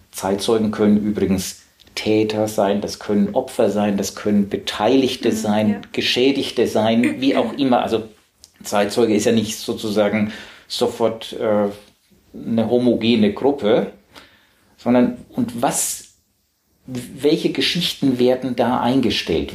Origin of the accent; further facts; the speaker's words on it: Southern Germany, Germany; accent: süddeutscher Akzent; now in Hamburg, Germany; ich komme aus Süddeutschland